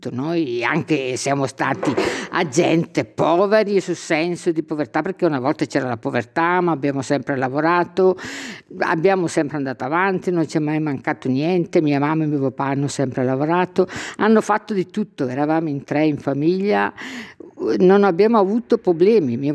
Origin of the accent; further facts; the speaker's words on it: Marina di Gioiosa Ionica, Calabria, Italy; Io vengo dalla Calabria.